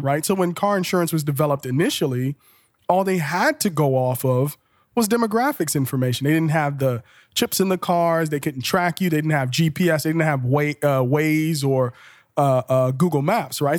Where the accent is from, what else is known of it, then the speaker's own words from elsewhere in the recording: Liberia; now in Columbus, United States; I'm originally from Liberia, West